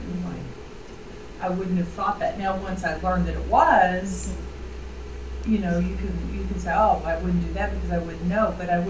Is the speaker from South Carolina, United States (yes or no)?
no; Colorado, United States; I'm from Colorado. I was not from the South.